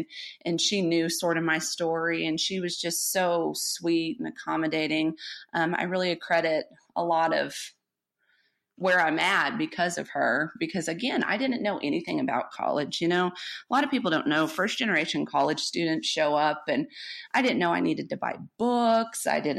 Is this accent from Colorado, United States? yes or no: yes; Colorado, United States; born there; also born or lived in Amarillo, United States; I was born in Colorado, but I went to 17 schools, kindergarten through 12th grade. And so I ended up in Amarillo my sophomore year, and I stayed here my sophomore, junior, and senior year.